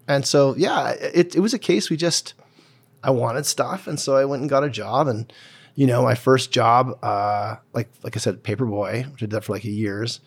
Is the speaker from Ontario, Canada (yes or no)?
no; Calgary, Alberta, Canada; I grew up in Cedar Bray and then Braeside